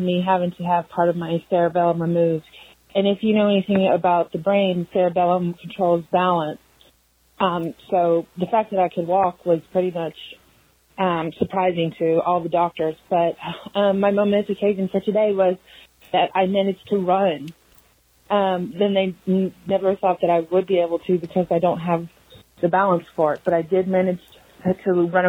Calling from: Kentucky, United States; I'm calling from Kentucky.

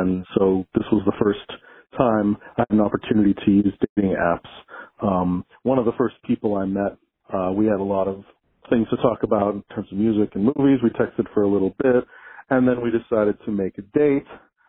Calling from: Pittsburgh, Pennsylvania, United States; I'm calling in from Pittsburgh, Pennsylvania.

